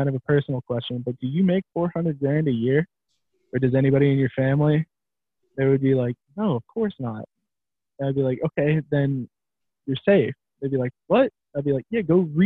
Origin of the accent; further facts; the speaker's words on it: the South, United States; I was from the South and I was the only Southerner there